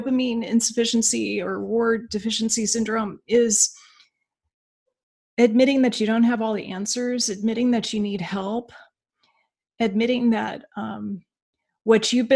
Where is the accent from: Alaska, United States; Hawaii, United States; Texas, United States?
Alaska, United States; moved away as an adult; I'm from Alaska